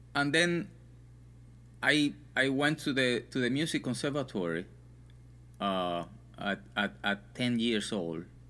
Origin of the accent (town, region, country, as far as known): Santa Clara, Villa Clara, Cuba; born or raised there; moved away